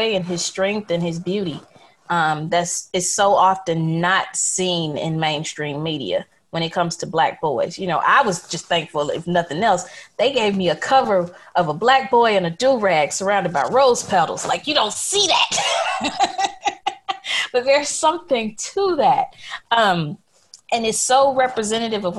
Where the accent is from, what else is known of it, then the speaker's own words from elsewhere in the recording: Jackson, Mississippi, United States; the neighborhood where I grew up here in Mississippi in Jackson